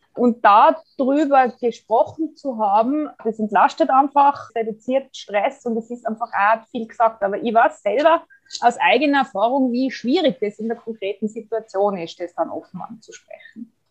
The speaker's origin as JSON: {"language": "German", "region": "Tyrol", "country": "Austria", "said": "bei uns in Tirol"}